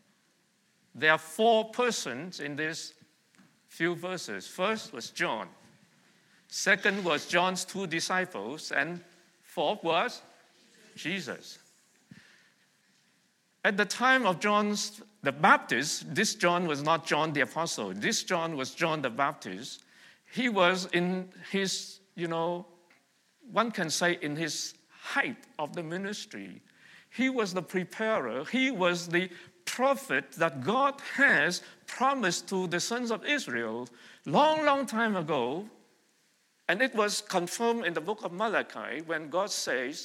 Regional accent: Vietnam; now in Montreal, Canada; I was born and raised in Vietnam

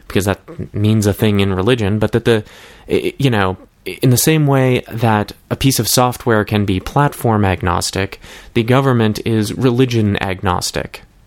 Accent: Massachusetts, United States; I grew up in Massachusetts

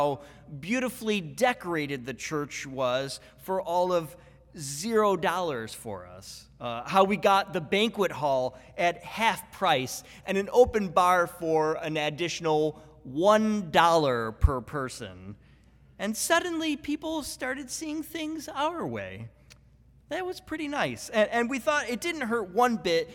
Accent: Buffalo, New York, United States; I'm from Buffalo, New York

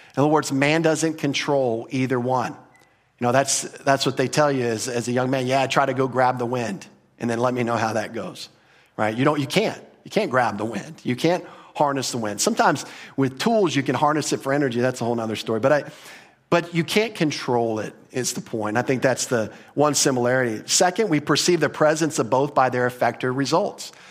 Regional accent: United States; we grew up in America

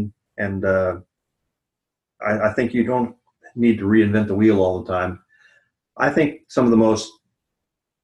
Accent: the South, United States; the attitude that I grew up with in the South

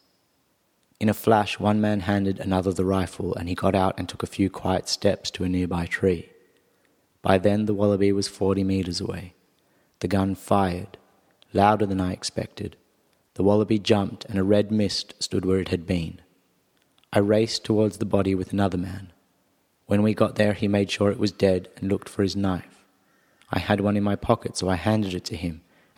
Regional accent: Perth, Western Australia, Australia; also born or lived in South Africa / Sydney; now in Arnhem Land, Australia; though I grew up in Perth and more recently I lived in Sydney

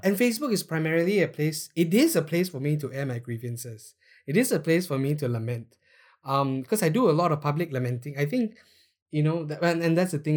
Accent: Malaysia; we are Malaysian

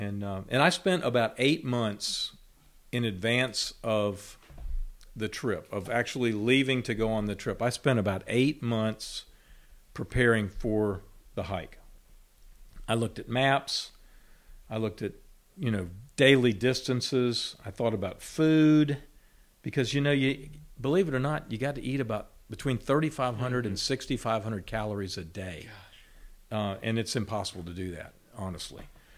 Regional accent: Roanoke, Virginia, United States; Well, I grew up in Roanoke, Virginia, which coincidentally is very close to the Appalachian Trail.

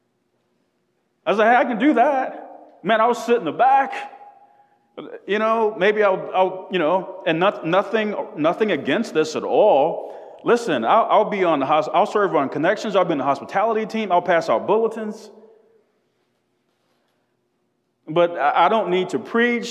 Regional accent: South DeKalb, Georgia, United States; I grew up in South DeKalb

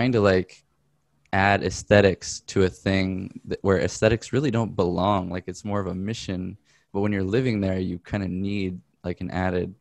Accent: Texas, United States; I'm actually from Texas too, so I used to go visit my sister in Houston

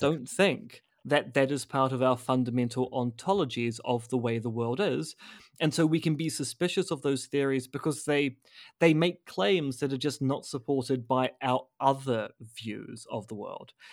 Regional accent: New Zealand; as a New Zealander

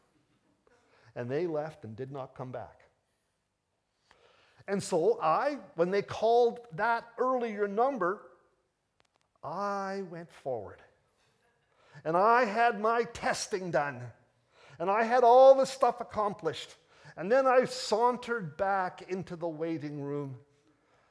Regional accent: Toronto, Ontario, Canada; despite the fact that I was born in Toronto, I'm really English through and through

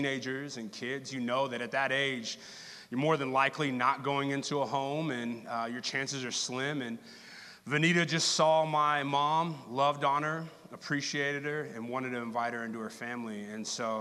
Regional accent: Texas, United States; now in Kansas City, United States; native Texans are. We just are finding a reason to tell you I am from Texas.

